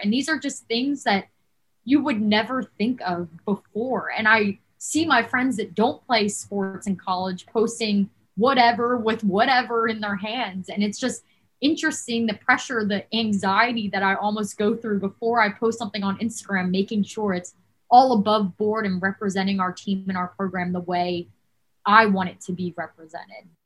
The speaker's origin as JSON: {"language": "English", "region": "New Jersey", "country": "United States", "tie": "born or raised there", "also_born_or_lived": "Davidson, North Carolina", "moved": "as an adult", "said": "I'm originally from New Jersey. I've lived in New Jersey my whole life."}